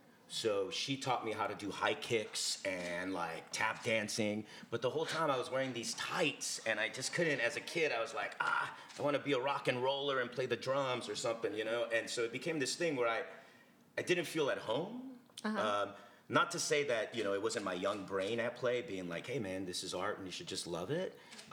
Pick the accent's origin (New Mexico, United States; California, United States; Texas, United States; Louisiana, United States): California, United States; Commerce; Yeah, I grew up in the City of Commerce, right outside East Los Angeles.